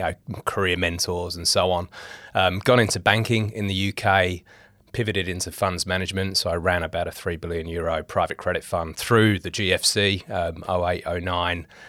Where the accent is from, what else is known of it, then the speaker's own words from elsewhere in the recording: England, United Kingdom; moved away as an adult; now in Australia; I'm English. I'm a Pom.